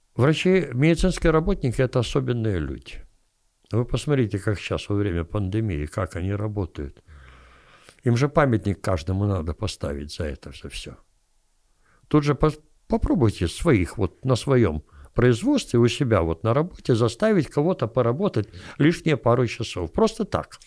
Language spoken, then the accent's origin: Russian; Kyiv, Ukraine; я киевлянин